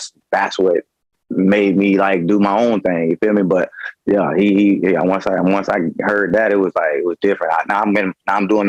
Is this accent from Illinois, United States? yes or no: no; Tarpon Springs, Florida, United States; I'm coming from Tarpon Springs, Florida, man. Small city